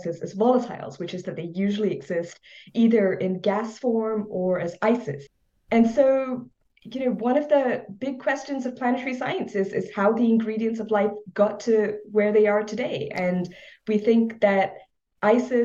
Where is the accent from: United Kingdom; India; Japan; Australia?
India; now in Laurel, Maryland, United States; growing up in India